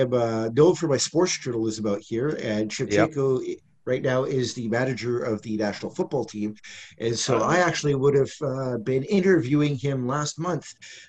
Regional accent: Ostroh, Rivne Oblast, Ukraine; now in Kyiv, Ukraine; I'm living in Kyiv. I'm from Western Ukraine. I was born, I say, that's in quotation marks, in a small city called Ostrog. That's where I spent my first 4 years or so in Ukraine.

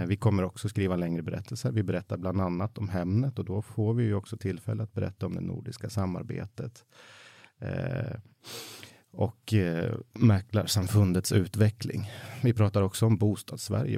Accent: Mattmar, Jämtland, Sweden; now in Stockholm, Sweden; där jag växte upp i Jämtland

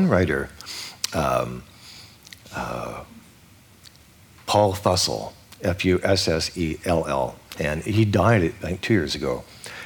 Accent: Vancouver, British Columbia, Canada; I was born on December 30th. And so whenever I went to school in Vancouver, I was always the youngest person in the class.

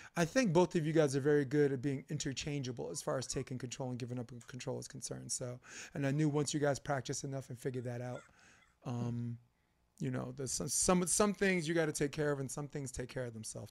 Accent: New York City, New York, United States; I grew up Flatbush Avenue, Brooklyn

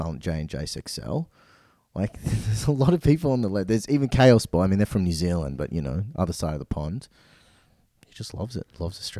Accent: Manchester, North West England, United Kingdom; I'm from Manchester.

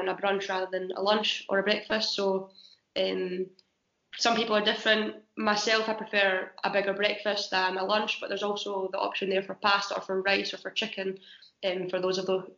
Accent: Scotland, United Kingdom; moved away; being Scottish and not eating salmon over here as well

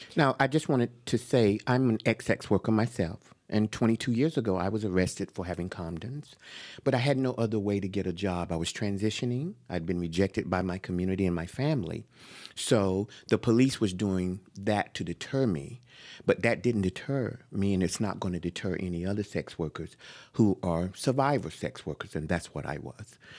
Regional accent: Jacksonville, North Carolina, United States; now in San Francisco, United States; I was born in North Carolina, Jacksonville, a male

